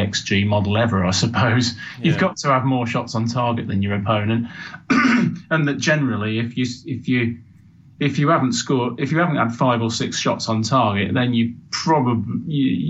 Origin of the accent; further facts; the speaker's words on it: Birmingham, West Midlands, United Kingdom; moved away; I've not got a Sheffield accent. I'm from Birmingham originally